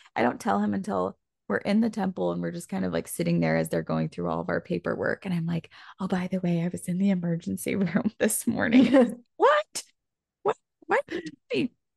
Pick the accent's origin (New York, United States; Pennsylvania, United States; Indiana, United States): Indiana, United States; going to one of my friends in elementary school in Indiana